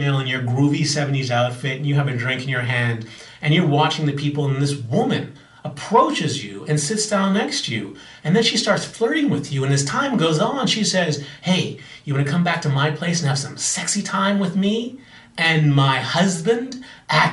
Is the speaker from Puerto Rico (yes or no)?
no; Bahamas; I'm from the Bahamas